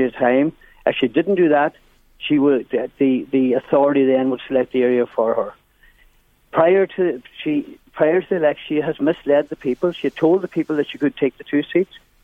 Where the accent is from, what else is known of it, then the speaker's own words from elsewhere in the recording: Donegal, Ulster, Ireland; now in County Meath, Ireland; my hometown in Donegal